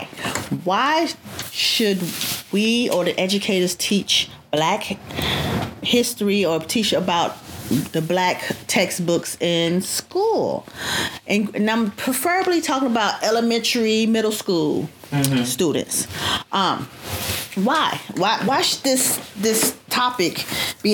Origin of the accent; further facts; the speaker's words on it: Chicago, Illinois, United States; growing up in Chicago, mm-hmm. all the schools in that system taught Black history